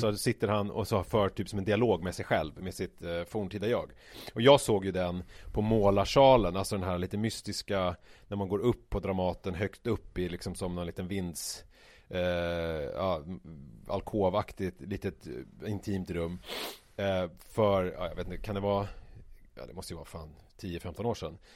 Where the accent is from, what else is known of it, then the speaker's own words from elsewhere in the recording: Vega, Stockholm County, Sweden; also born or lived in Vasastan, Stockholm; jag flyttade från Vasastan till Vega 1986 när jag var ja. sex år.